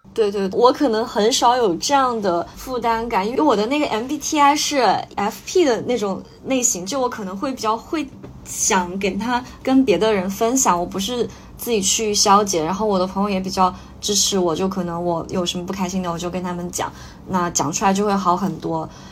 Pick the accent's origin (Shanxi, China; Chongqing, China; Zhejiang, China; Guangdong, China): Chongqing, China; 因为我是重庆人，那我，我们家那边离高原很近，我小时候爸妈就脑带我去那边玩儿